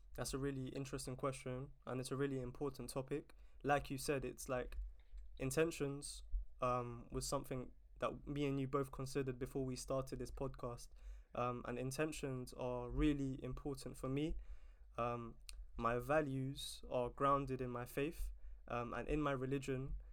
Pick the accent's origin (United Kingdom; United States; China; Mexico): United Kingdom; London; it's such an amazing place to to grow up